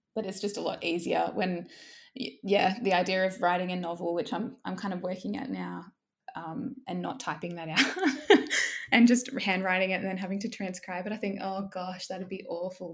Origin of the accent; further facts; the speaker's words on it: Southern Highlands, New South Wales, Australia; also born or lived in Wollongong; I grew up in the Southern Highlands